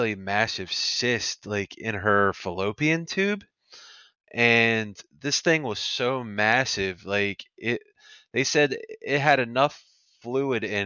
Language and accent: English; Pennsylvania, United States; I was born, was born and raised in Pennsylvania